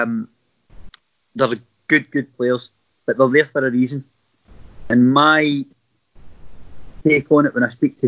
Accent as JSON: {"language": "English", "town": "Kilwinning", "region": "Scotland", "country": "United Kingdom", "tie": "born or raised there"}